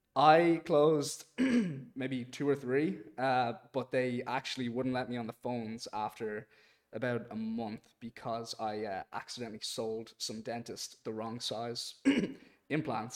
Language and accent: English; Dublin, Leinster, Ireland; also born or lived in Boston, United States; I'm from Dublin, Ireland, but I was born in Boston